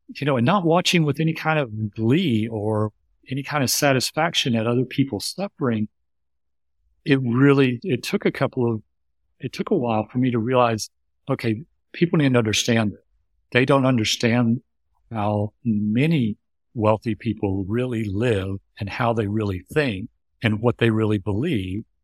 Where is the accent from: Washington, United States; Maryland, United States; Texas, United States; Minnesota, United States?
Texas, United States; suburb outside Houston; I was raised in the United States in a suburb outside Houston, Texas